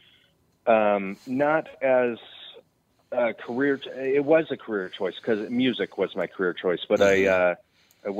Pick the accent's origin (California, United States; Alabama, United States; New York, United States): California, United States; Redding; also born or lived in Texas / Nashville; I grew up in Redding.